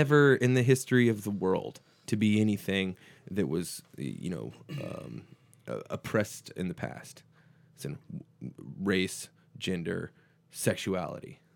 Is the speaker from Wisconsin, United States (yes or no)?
no; Texas, United States; we're from Texas